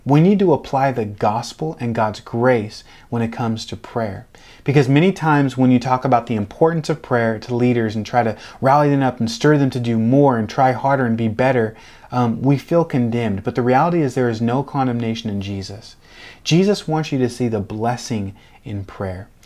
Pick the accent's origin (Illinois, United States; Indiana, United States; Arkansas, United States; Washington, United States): Washington, United States; outside Seattle; moved away as an adult; now in Delray Beach, United States; I was raised outside side of, uh, Seattle in Washington State